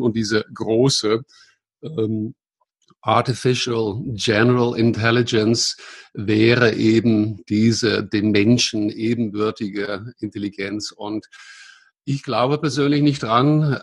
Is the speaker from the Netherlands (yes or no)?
yes; Netherlands; German is a second language; moved away as an adult; also born or lived in Munich area, Germany; now in Munich, Germany; ich bin ein Holländer, äh, der aber seit langer Zeit hier in Deutschland, meiste Zeit hier im Münchner Raum wohnt und lebt. Ja, vor langer Zeit geboren in Holland